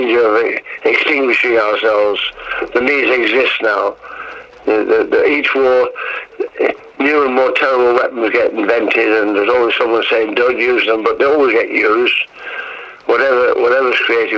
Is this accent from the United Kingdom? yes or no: yes; Hull, Yorkshire and the Humber, United Kingdom; I was back in Hull, my hometown